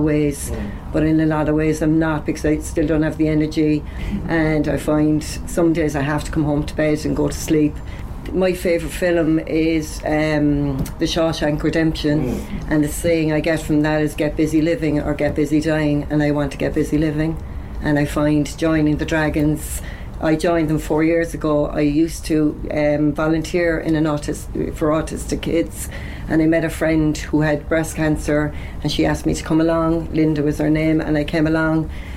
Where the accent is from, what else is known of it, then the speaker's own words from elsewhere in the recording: Cork, Munster, Ireland; now in Carrigaline, Ireland; I'm originally from the north side, so I'll always be an Ori, no matter what.